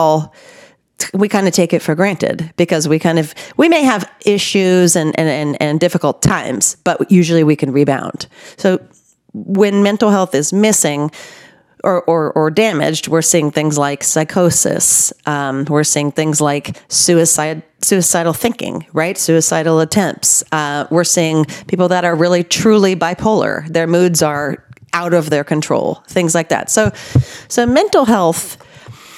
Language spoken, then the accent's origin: English; Northern California, United States; I grew up in California, in Northern California